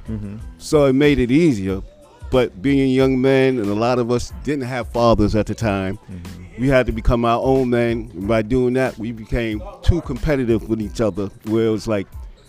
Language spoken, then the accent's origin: English; New York, United States; when I was coming up in New York, it was more family orientated, mm-hmm. neighborhood orientated.